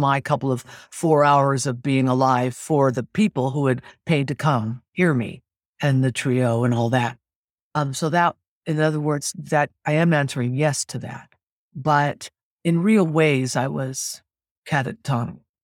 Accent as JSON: {"language": "English", "town": "Sacramento", "region": "California", "country": "United States", "tie": "born or raised there", "also_born_or_lived": "New York / Los Angeles", "lives_now": "San Francisco, United States", "said": "I was born in Sacramento, California"}